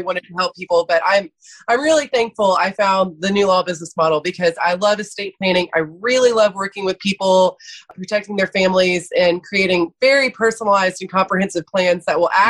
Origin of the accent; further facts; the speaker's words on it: Athens, Georgia, United States; also born or lived in Atlanta, Georgia; So I am from Athens, Georgia